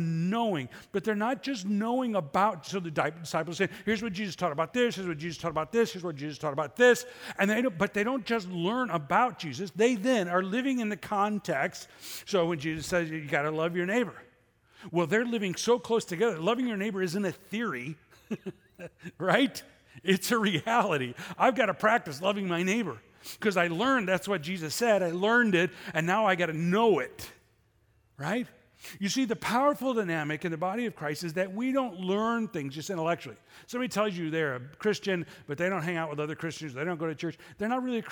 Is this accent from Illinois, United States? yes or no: yes; Chicago, Illinois, United States; I grew up in Chicago.